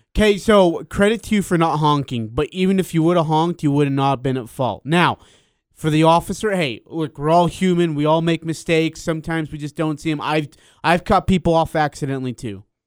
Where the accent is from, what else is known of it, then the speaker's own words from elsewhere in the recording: Hyrum, Utah, United States; You're my hometown